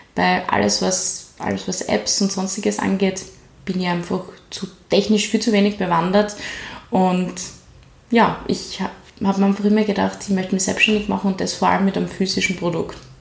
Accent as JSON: {"language": "German", "town": "Graz", "region": "Styria", "country": "Austria", "tie": "born or raised there", "also_born_or_lived": "New York", "said": "Bin einfach aufgewachsen in Graz und lebe immer schon in Graz"}